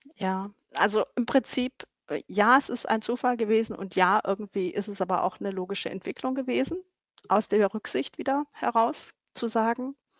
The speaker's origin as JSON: {"language": "German", "town": "Stuttgart", "region": "Baden-Württemberg", "country": "Germany", "tie": "born or raised there", "moved": "as an adult", "lives_now": "North Rhine-Westphalia, Germany", "said": "Ich bin in Stuttgart aufgewachsen"}